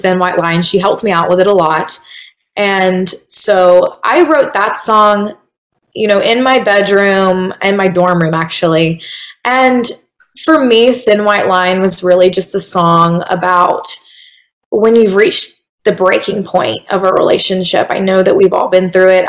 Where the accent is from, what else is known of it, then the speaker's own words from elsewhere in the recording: Valdosta, Georgia, United States; moved away as an adult; now in Atlanta, United States; I am from a small town named Valdosta in southern Georgia